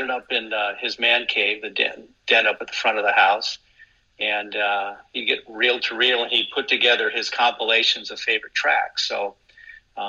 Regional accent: Anaheim, California, United States; I grew up in Anaheim

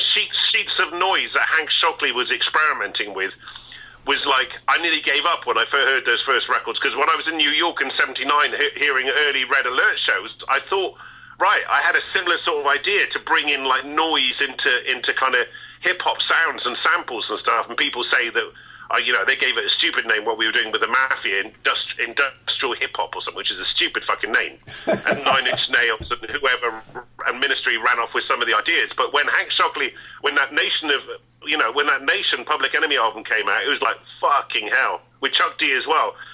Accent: Bristol, South West England, United Kingdom; growing up in Bristol

